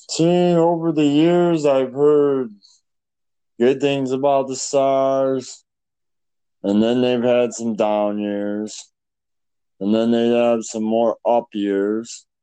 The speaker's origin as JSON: {"language": "English", "country": "Canada", "said": "I'm Canadian"}